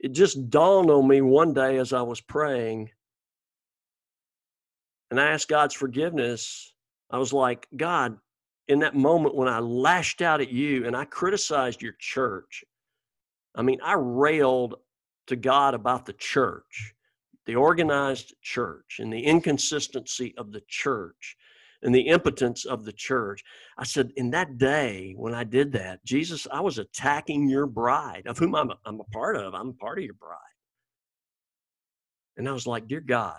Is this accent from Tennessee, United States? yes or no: no; Alabama, United States; moved away; Alabama, this is my home state